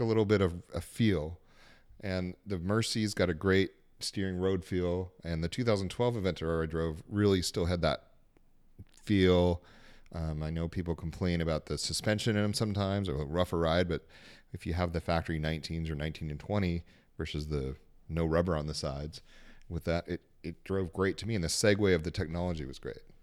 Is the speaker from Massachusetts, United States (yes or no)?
no; Salt Lake City, Utah, United States; moved away; also born or lived in California; I was born in California, grew up in Salt Lake City